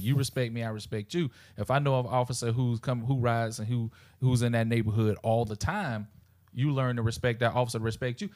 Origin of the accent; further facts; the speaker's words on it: South Carolina, United States; growing up in South Carolina